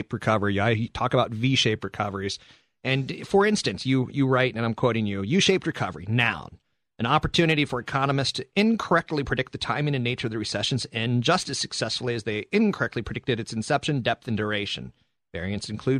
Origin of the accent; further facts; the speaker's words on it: United States; we Americans